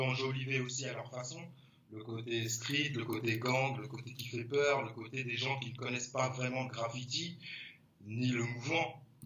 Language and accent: French; Paris, Île-de-France, France; moved away as an adult; now in Guadeloupe, France; je viens de l'Est parisien, je viens du 11e arrondissement, Alexandre Dumas